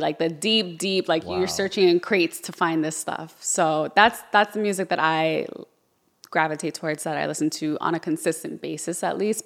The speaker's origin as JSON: {"language": "English", "town": "Yonkers", "region": "New York", "country": "United States", "also_born_or_lived": "Orlando", "moved": "yes", "lives_now": "Miami, United States", "said": "I'm from Yonkers"}